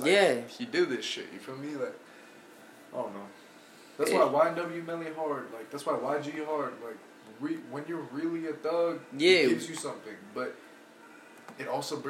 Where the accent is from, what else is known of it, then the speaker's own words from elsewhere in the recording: California, United States; I'm from Cali.